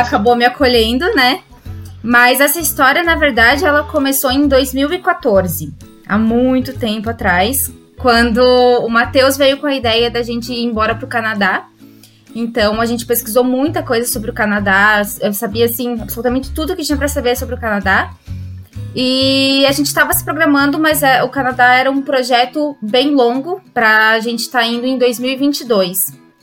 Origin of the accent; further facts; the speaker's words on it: Caçador, Santa Catarina, Brazil; moved away as an adult; now in Ireland; Sou do Brasil, de Santa Catarina, caçador, na cidade pequenininha que provavelmente ninguém ouviu falar